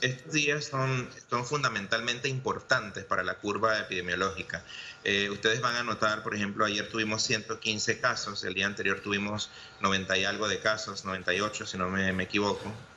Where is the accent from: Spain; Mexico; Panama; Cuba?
Panama; como panameños